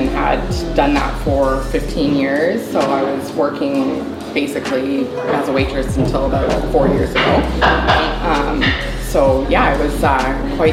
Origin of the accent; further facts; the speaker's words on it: Victoria, British Columbia, Canada; Born and raised in Victoria and never really came from a lot.